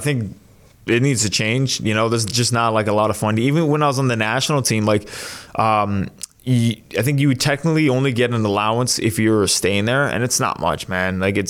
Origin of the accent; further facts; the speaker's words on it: Mississauga, Ontario, Canada; Mississauga, yeah.